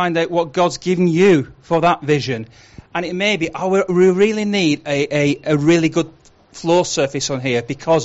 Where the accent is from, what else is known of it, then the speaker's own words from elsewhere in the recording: Huddersfield, Yorkshire and the Humber, United Kingdom; I'm from Huddersfield